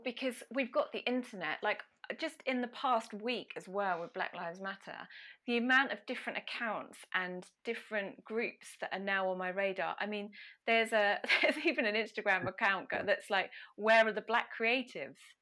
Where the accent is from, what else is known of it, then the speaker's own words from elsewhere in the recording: Ipswich, East of England, United Kingdom; my hometown of the very glamorous Ipswich in Suffolk